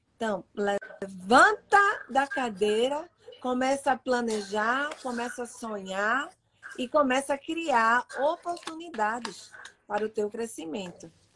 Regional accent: Pernambuco, Brazil; moved away; Mas eu sou pernambucana

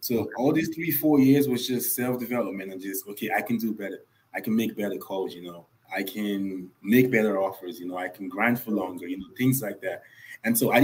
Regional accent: Nigeria; moved away as an adult; also born or lived in New York, United States; now in Atlanta, United States; I am originally Nigerian. I was born in Nigeria. I actually didn't leave Nigeria until I was 20 years old

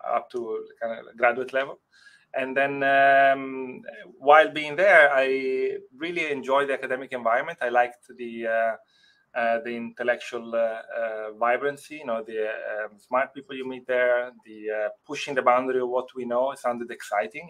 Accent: Italy; English is a second language; moved away as an adult; also born or lived in Rotterdam, Netherlands; now in Netherlands; I grew up in Italy, and I hardly spoke any English.

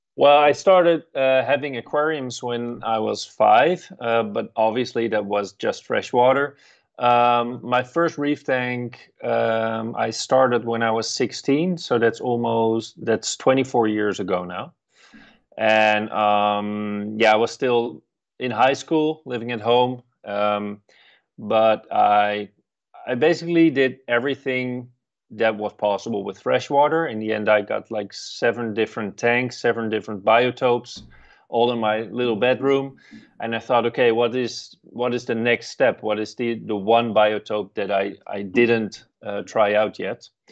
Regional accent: Netherlands; at the university in, um, close to my hometown.

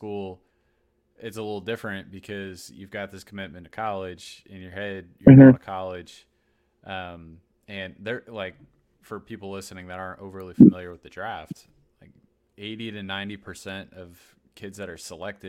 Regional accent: Massachusetts, United States; growing up in Massachusetts

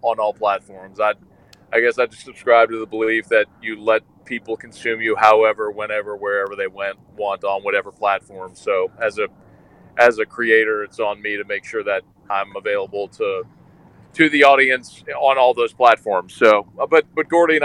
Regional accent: New Orleans, Louisiana, United States; also born or lived in Baton Rouge, Louisiana; I was born in New Orleans

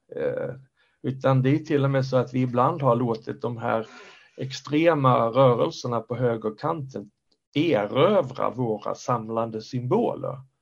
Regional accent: Skåne, Sweden; also born or lived in Stockholm area; now in Stockholm, Sweden; jag bor i Stockholmsområdet sedan länge men jag är från Skåne. Mm. Jag är skåning i Stockholm

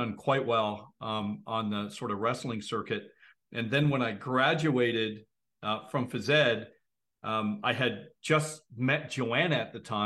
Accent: Ontario, Canada; I live in Canada. A lot of people think I'm from the US, but I'm actually Canadian

